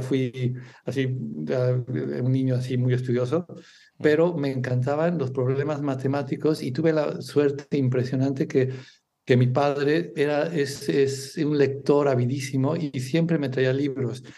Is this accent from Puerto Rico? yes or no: no; Mexico; moved away as an adult; also born or lived in England / Singapore / Spain; now in Barcelona, Spain; soy mexicano